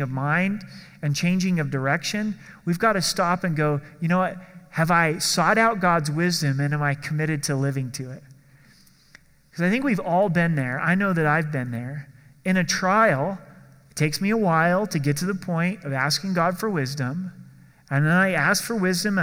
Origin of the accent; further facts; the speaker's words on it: Oregon, United States; I grew up in Oregon